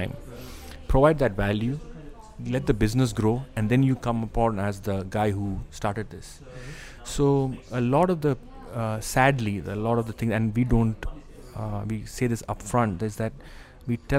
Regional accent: Kerala, India; also born or lived in Dubai, United Arab Emirates; now in Singapore; I am from Kerala

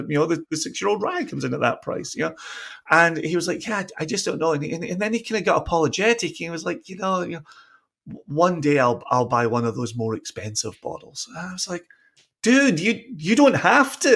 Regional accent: Scotland, United Kingdom; now in Virginia, United States; the off license, as we grew up calling it in Scotland

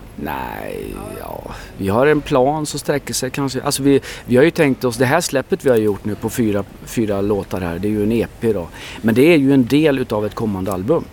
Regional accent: Sweden; jag är ju, jag är ju ursvensk

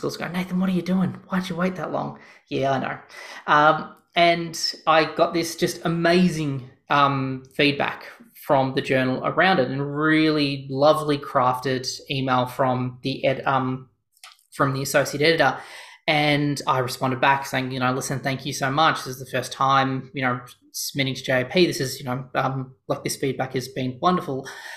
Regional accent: Australia; I'm Australian

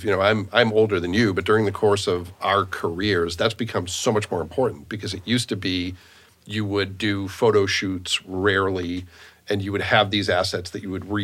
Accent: Boston, Massachusetts, United States; accent: Boston; Those are my ooh, my Boston accent just came out.

